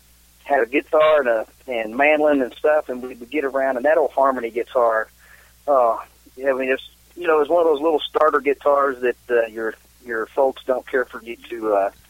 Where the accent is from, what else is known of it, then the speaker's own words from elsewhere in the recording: Nancy, Kentucky, United States; we grew up down in Somerset, Kentucky, just outside of Somerset, a little town called Nancy.